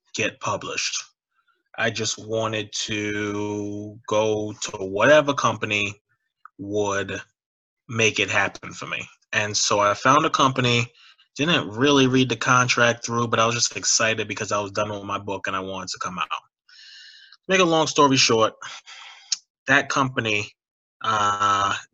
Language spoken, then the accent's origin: English; New York City, New York, United States; moved away as an adult; also born or lived in Ohio; growing up in New York City during 9/11